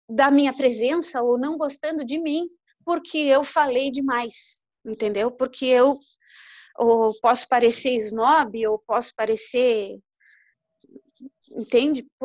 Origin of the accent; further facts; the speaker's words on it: Uruguaiana, Rio Grande do Sul, Brazil; now in Pelotas, Brazil; Eu vim para Pelotas para estudar, eu não sou de Pelotas, eu sou de Uruguaiana, eu vim para Pelotas para estudar.